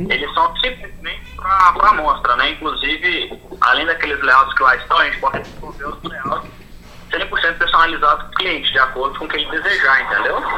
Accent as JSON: {"language": "Portuguese", "region": "Minas Gerais", "country": "Brazil", "said": "eu sou aqui de Minas, né?"}